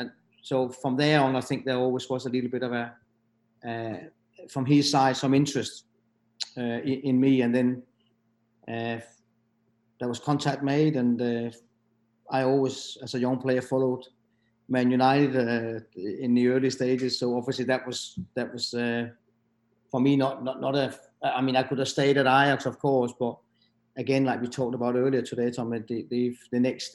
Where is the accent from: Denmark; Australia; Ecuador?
Denmark; moved away as an adult; also born or lived in Netherlands / England; the Danish club from my hometown